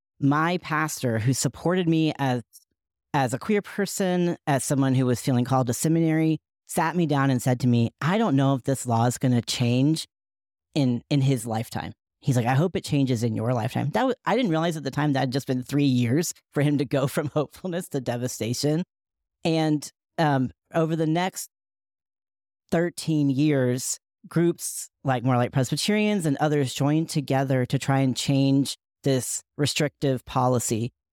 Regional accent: Asheville, North Carolina, United States; many of the folks who surrounded me in my hometown of Asheville, North Carolina, believed in a straight white Jesus

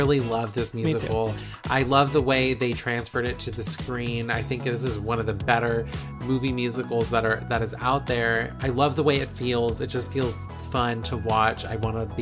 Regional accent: Vallejo, California, United States; my hometown, Vallejo

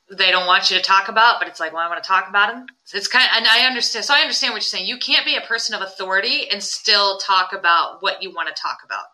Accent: Putnam, West Virginia, United States; I grew up in Putnam

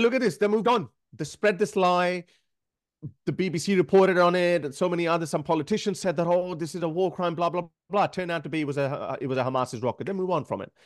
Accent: Pakistan; now in Australia; I come from Pakistan. It's a highly conservative country

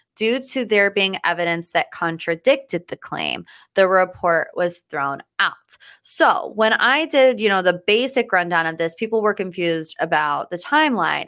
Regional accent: United States; I, as an American

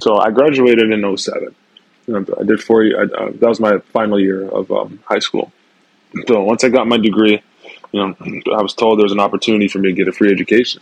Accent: Mississauga, Ontario, Canada; moved away as an adult; also born or lived in Toronto; growing up in Mississauga was fun.

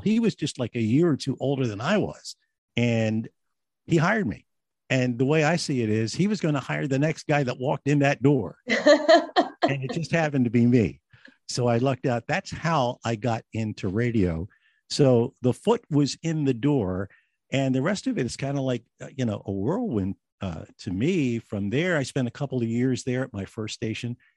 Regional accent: New Jersey, United States; also born or lived in Philadelphia, Pennsylvania; I was born in Philadelphia, raised right across the Delaware in South Jersey.

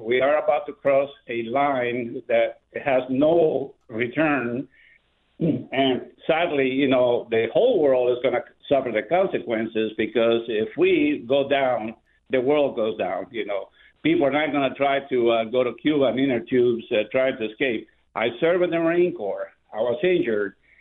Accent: Guatemala; now in Orlando, United States; I am originally from Guatemala.

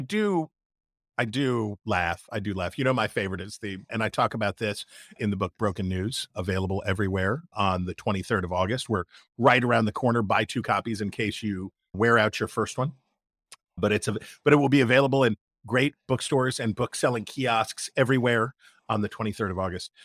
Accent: Wheeling, West Virginia, United States; my hometown of Wheeling, West Virginia

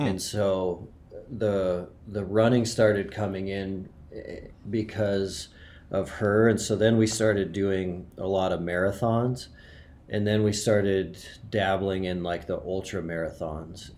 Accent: Montana, United States; I grew up in Montana

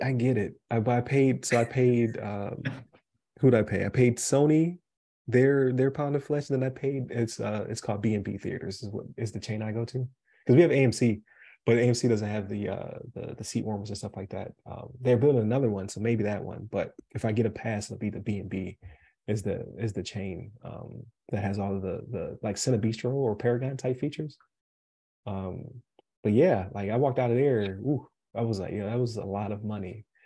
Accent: Buffalo, New York, United States; now in Colorado, United States; I say pop uh because uh, I'm from Buffalo

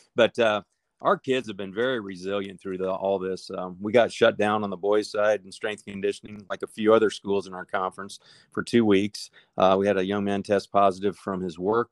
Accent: Nebraska, United States; moved away as an adult; now in Savannah, United States; I was born and raised in Nebraska

